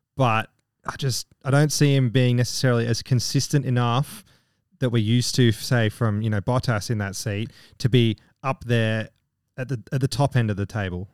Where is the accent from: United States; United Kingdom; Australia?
United Kingdom; I'm British